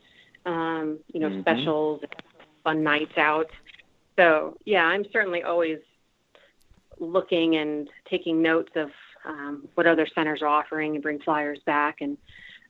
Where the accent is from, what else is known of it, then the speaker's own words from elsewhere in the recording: Plano, Texas, United States; film it at Plano in front of my hometown.